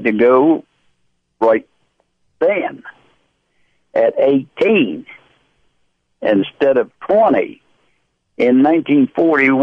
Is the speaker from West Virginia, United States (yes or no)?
yes; West Virginia, United States; Right here in Theralda, West Virginia